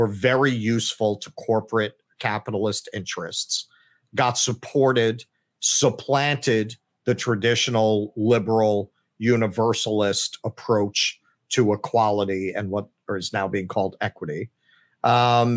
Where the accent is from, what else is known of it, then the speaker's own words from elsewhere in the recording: New York City, New York, United States; I grew up in Flushing